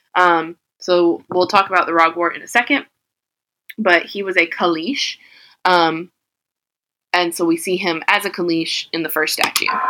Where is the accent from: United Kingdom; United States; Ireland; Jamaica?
Jamaica; I'm Jamaican